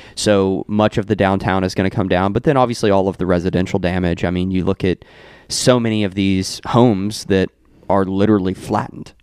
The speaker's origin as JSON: {"language": "English", "area": "Meade County", "region": "Kentucky", "country": "United States", "tie": "born or raised there", "said": "my hometown of Meade County"}